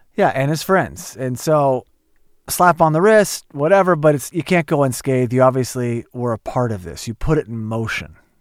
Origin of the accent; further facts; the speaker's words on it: Oklahoma, United States; growing up in Oklahoma